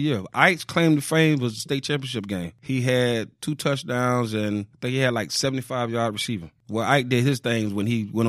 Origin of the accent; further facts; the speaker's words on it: Fort Lauderdale, Florida, United States; also born or lived in Miramar, Florida; I moved from Miramar, Hollywood area, to Fort Lauderdale.